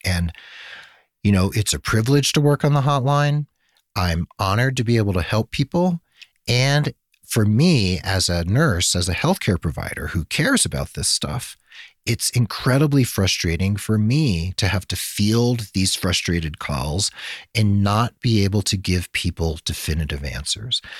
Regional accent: United States; also born or lived in Santa Fe, New Mexico; we privileged, spoiled Americans

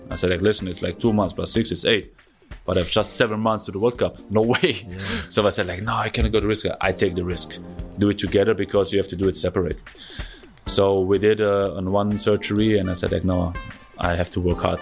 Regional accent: Germany; first language German; English is a second language

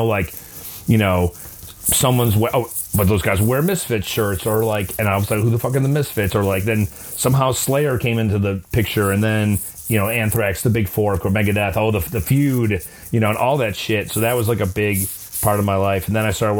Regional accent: Orland Park, Illinois, United States; also born or lived in Chicago; I grew up in Orland Park, which is actually a suburb outside of Chicago. Moved to the city, like, 27 years ago

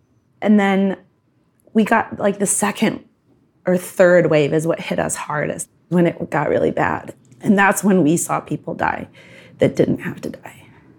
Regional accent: United States; I'm an American

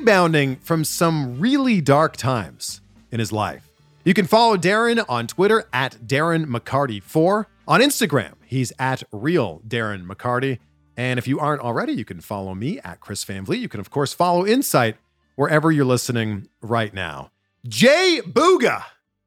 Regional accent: Canada; now in United States; I'm from Canada

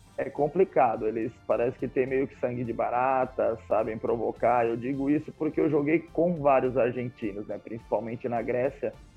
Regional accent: Brazil; moved away as an adult; also born or lived in Poland; Eu sou brasileiro

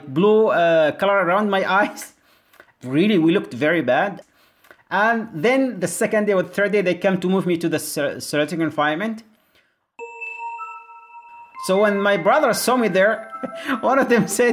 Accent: Yemen; moved away; from Yemen

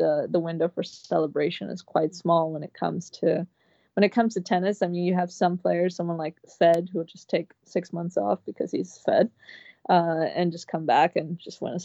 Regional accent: Ecuador; moved away; I was born there, and it's my city, my hometown, like my birthplace

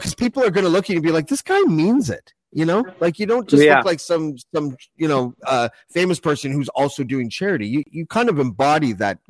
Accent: Toronto, Ontario, Canada; Because we're from Toronto

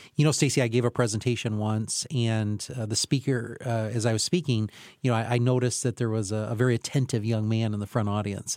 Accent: Camden, United States; where I grew up in Camden

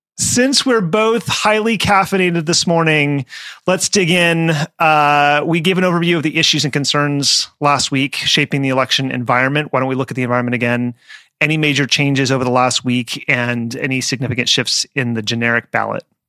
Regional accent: Las Vegas, Nevada, United States; my hometown of Las Vegas

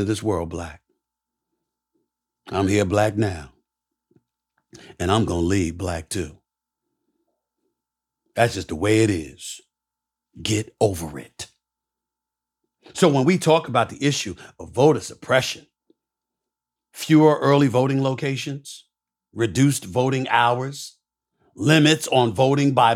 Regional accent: New York City, New York, United States; also born or lived in Bronx, New York; born in the Bronx, raised in Hollis, Queens.

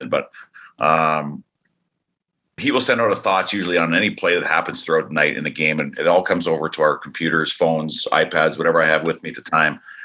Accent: Canada; also born or lived in Idaho; now in Arizona, United States; being a Canadian

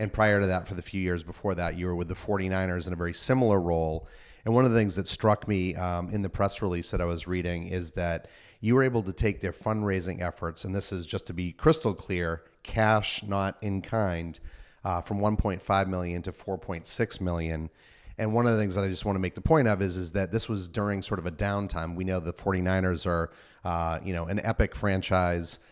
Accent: Northeast, United States; now in East Bay, United States; I'm from the Northeast

